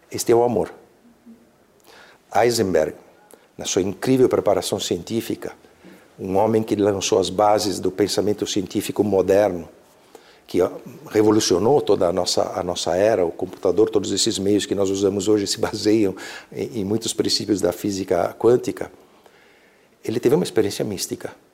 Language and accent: Portuguese; Alps, Italy; Portuguese is a second language; eu venho de uma região da Itália próximas às montanhas, próximas aos, aos Alpes, gosto muito de, de caminhar nas montanhas.